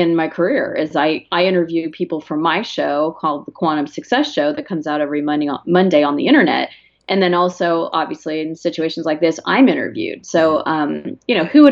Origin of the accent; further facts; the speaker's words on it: Arizona, United States; I'm from Arizona.